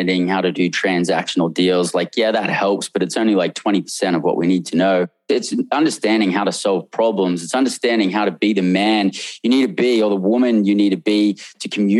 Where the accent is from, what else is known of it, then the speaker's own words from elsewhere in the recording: Australia; now in United States; I came from Australia where we had tons of slang in Australia